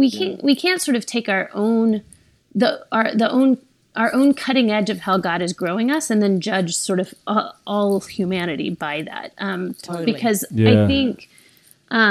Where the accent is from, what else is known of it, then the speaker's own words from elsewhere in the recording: the South, United States; I grew up in the South as a woman